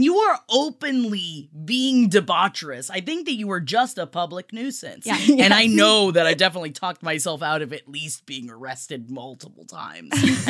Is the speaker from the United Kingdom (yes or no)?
no; United States; I am such an American. I really am.